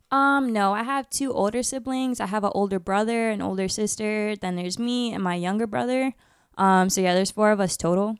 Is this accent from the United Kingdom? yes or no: no; Orlando, Florida, United States; also born or lived in Bridgeport, Connecticut; I'm from Bridgeport, Connecticut, but I moved here to Orlando, Florida when I was, like, four, so I kinda just claim Orlando